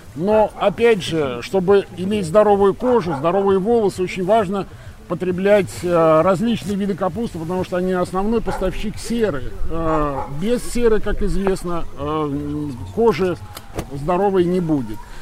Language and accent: Russian; Kaliningrad, Kaliningrad Oblast, Russia; moved away as an adult; also born or lived in Saint Petersburg area / Svetlogorsk area; now in Krasnolesye, Russia; Вообще-то я э, родом из Калининграда, то есть родился, вырос в Калининграде, учился под Питером